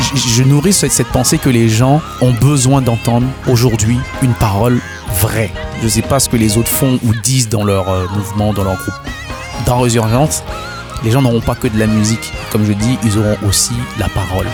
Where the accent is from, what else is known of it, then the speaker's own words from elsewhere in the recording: Haiti; first language Haitian Creole; French is a second language; Je suis très sensible à ma langue maternelle, donc déjà ça va être créole